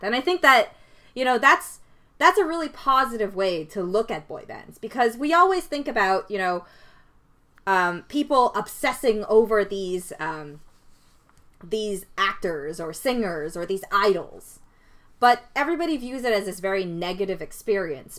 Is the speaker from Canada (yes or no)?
yes; Canada; I didn't immigrate here. I was born in Canada.